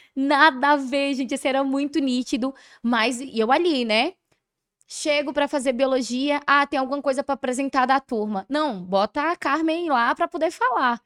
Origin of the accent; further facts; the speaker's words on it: Curaçá, Bahia, Brazil; eu fui criada em Curaçá